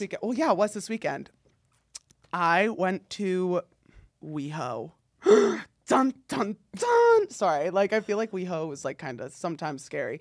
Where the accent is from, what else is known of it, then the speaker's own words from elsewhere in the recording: North New Jersey, United States; moved away; I grew up in, like, s New Jersey, North New Jersey